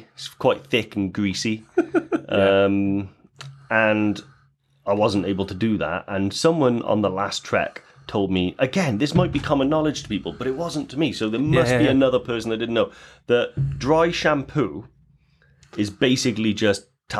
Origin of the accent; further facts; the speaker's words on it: Newport, Wales, United Kingdom; I'm from Newport, and I use them.